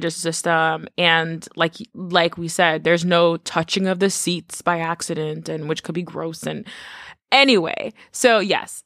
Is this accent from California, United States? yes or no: no; New York City, New York, United States; I grew up in the Bronx.